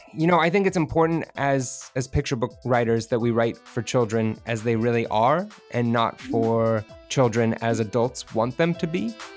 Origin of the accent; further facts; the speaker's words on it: Bay Area, California, United States; also born or lived in rural farming community, California; I grew up, I moved up to the Bay Area, which is, you know, around San Francisco